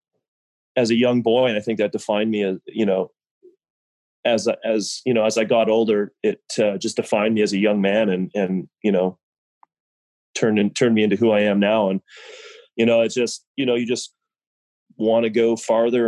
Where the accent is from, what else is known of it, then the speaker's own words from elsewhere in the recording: Vancouver Island, British Columbia, Canada; moved away as an adult; now in Belize; I grew up, my father was stationed on Vancouver Island, British Columbia